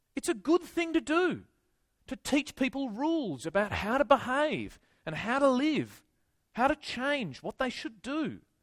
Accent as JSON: {"language": "English", "region": "Tasmania", "country": "Australia", "moved": "as an adult", "lives_now": "Sydney, Australia", "said": "I'm originally from Tasmania"}